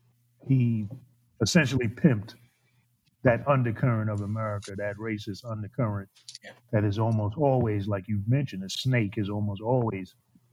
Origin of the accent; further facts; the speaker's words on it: the North, United States; So I'm from the North. I'm from the segregated North. You're from the segregated South.